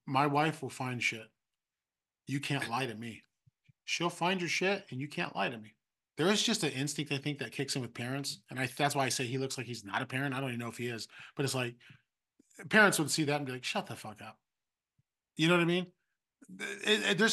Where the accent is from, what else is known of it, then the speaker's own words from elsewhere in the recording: East Bay, California, United States; I grew up in the East Bay.